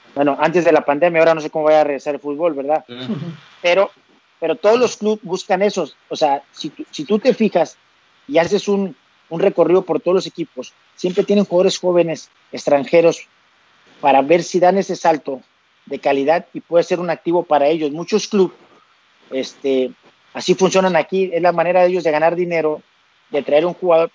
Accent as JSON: {"language": "Spanish", "town": "Tampico", "region": "Tamaulipas", "country": "Mexico", "moved": "as an adult", "lives_now": "Asturias, Spain", "said": "yo soy de Tampico"}